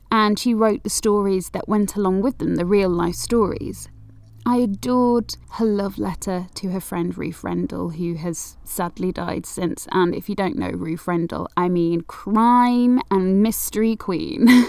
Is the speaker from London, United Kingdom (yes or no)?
no; Manchester, North West England, United Kingdom; I'm from Manchester